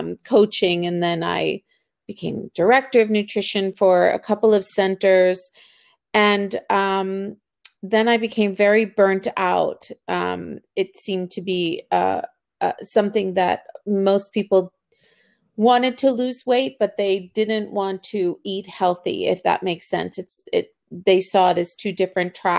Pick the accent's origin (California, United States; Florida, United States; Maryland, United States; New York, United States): Maryland, United States; Baltimore; also born or lived in Argentina; I was born in Argentina. I came to Baltimore as an immigrant when I was two